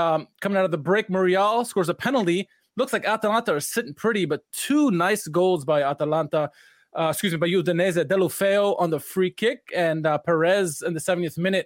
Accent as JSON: {"language": "English", "country": "United States", "said": "I'm an American"}